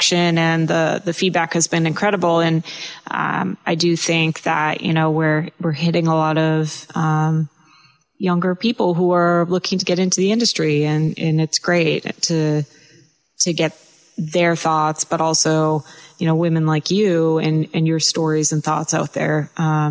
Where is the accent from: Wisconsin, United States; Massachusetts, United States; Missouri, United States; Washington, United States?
Massachusetts, United States; Cape Cod; I'm from Cape Cod